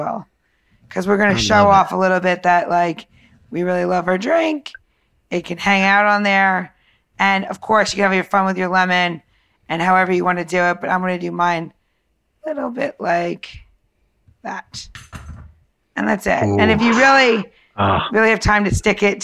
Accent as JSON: {"language": "English", "region": "New York", "country": "United States", "tie": "born or raised there", "said": "I grew up in New York"}